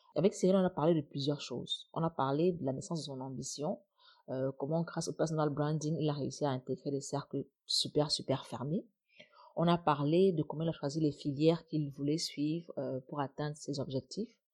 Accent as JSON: {"language": "French", "country": "Cameroon"}